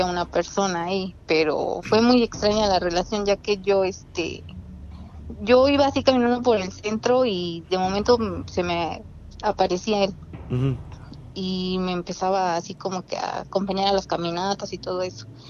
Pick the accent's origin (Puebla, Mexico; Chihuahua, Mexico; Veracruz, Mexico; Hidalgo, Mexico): Puebla, Mexico; de la mera capital